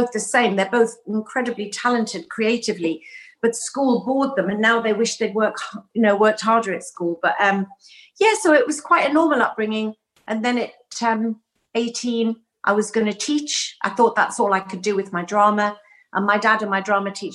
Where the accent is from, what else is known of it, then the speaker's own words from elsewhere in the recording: Whitley Bay, North East England, United Kingdom; also born or lived in County Durham; we grew up in Whitley Bay sort of area.